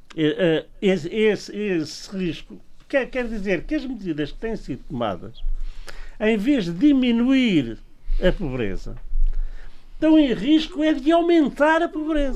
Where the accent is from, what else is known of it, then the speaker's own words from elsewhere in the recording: Angra do Heroísmo, Azores, Portugal; minha aldeia, aqui da do Heroísmo